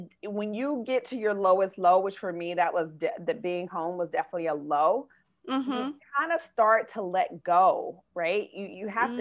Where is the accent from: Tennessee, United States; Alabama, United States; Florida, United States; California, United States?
Tennessee, United States; Memphis; moved away as an adult; also born or lived in Atlanta / New York; I'm from Memphis. I moved to Atlanta